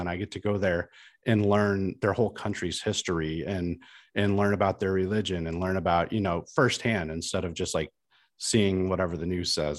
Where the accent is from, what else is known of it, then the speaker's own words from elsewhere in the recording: Midwest, United States; I was a kid from the Midwest, like a fairly small town in the Midwest, who went to grade school and high school with a bunch of people who looked and sounded and acted exactly like me.